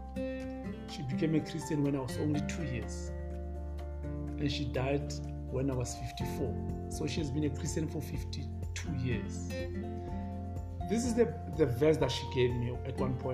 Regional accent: Soweto, Gauteng, South Africa; I'm born and brought up in Soweto

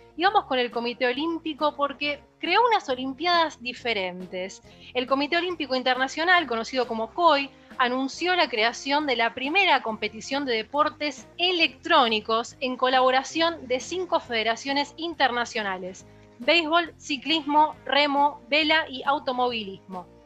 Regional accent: Argentina; como argentina

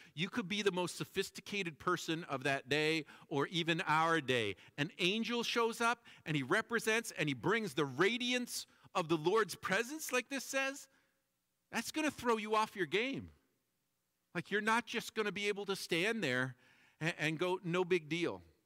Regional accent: Toronto, Ontario, Canada; when I was growing up in Toronto

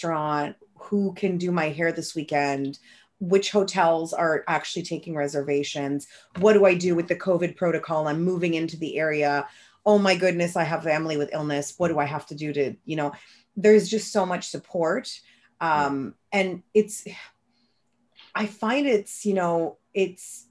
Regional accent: Moncton, New Brunswick, Canada; I'm born and raised in Moncton, New Brunswick.

